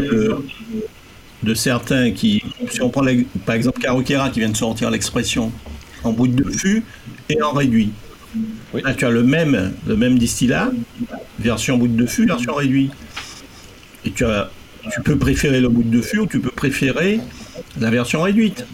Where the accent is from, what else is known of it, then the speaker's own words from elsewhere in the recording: Martinique; en tant que Martiniquais Antillais